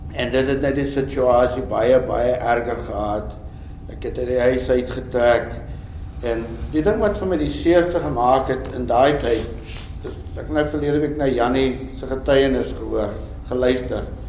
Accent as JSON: {"language": "Afrikaans", "country": "South Africa", "said": "ek is 'n boer man ek is Afrikaner"}